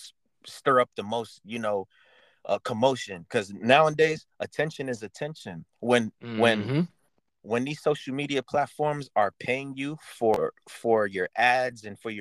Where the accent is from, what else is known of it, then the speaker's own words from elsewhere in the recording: New York City, New York, United States; growing up in the Bronx, mostly. Like, my community was Black and Hispanic